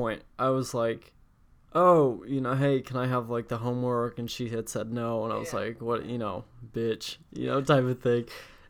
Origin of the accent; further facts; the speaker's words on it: Indianapolis, Indiana, United States; I was born and raised in Indianapolis, Indiana.